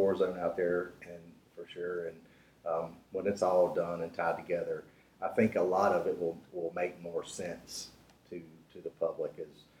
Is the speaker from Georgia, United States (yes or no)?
no; Cornelius, North Carolina, United States; Born and raised in Cornelius.